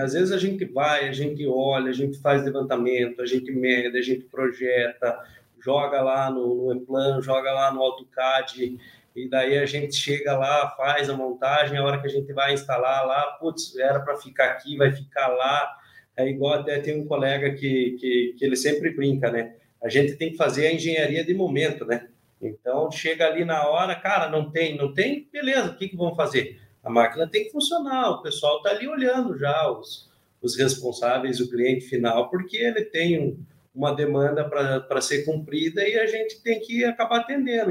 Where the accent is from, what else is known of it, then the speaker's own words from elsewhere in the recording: Almirante Tamandaré, Paraná, Brazil; also born or lived in Curitiba; Eu agora estou em Curitiba, mas eu sou da região de Almirante Tamandaré.